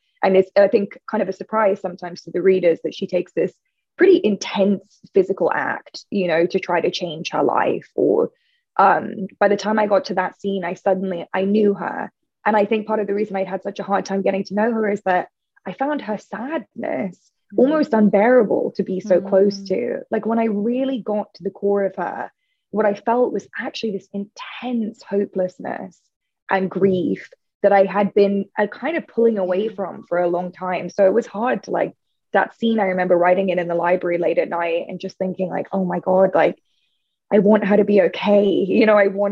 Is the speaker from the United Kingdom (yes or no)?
yes; United Kingdom; I'm British